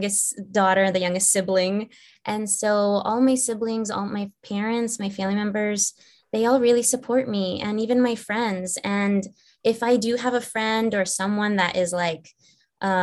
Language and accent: English; Virginia, United States; moved away as an adult; also born or lived in Los Angeles; I'm actually from the East Coast, from Virginia, so not too far from you guys. And I moved to Los Angeles when I was 18 by myself